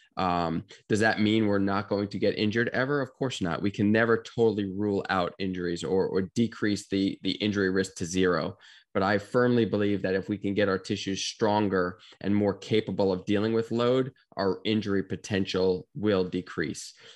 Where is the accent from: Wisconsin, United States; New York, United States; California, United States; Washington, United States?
New York, United States; Bethpage; now in Gainesville, United States; grew up in New York, uh, Long Island, New York specifically